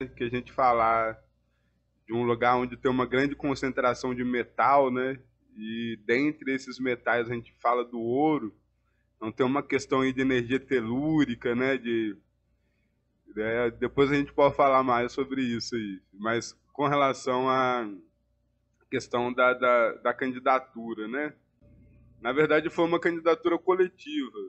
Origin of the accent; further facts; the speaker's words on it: Ouro Preto, Minas Gerais, Brazil; três pretos, nascidos e criados em Ouro Preto, em bairros de periferia